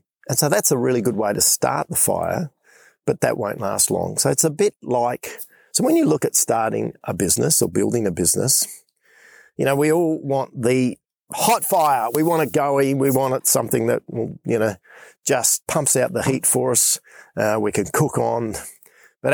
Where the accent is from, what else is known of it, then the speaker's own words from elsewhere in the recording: Western Australia, Australia; I'm in Western Australia, back in my home state, making my way back to Perth.